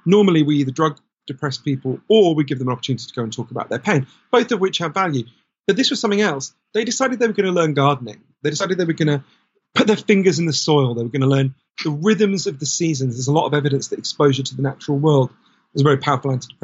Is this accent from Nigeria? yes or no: no; United Kingdom; you and I grew up in Britain.